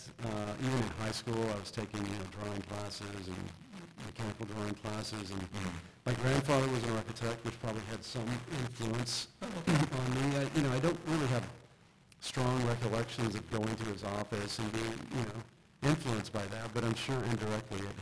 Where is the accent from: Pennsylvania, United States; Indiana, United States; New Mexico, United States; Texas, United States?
Texas, United States; East; moved away as an adult; also born or lived in Dallas, Texas / New York; Originally from Texas. I was born in Dallas, and then probably in elementary school at some point moved to a small East Texas town. Went to high school there